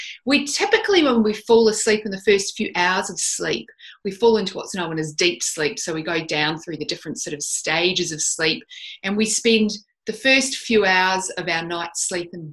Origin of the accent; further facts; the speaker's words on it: Christchurch, Canterbury, New Zealand; moved away as an adult; also born or lived in Dunedin, New Zealand; now in Australia; I'm actually a New Zealander. I didn't grow up in Australia. I live here now, but I was born and bred in New Zealand